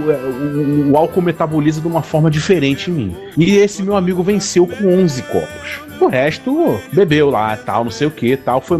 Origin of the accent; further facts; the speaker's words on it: Northeast Region, Brazil; onde se bebe muita cachaça nordestina somos nordestinos.